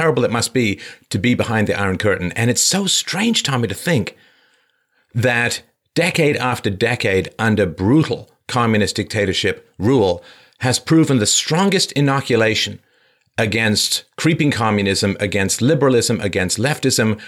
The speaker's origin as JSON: {"language": "English", "region": "London", "country": "United Kingdom", "tie": "born or raised there", "said": "I grew up in London"}